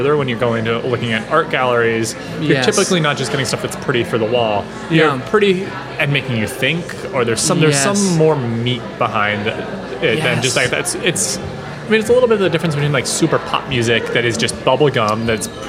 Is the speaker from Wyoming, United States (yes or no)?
no; Pennsylvania, United States; moved away; my hometown in Pennsylvania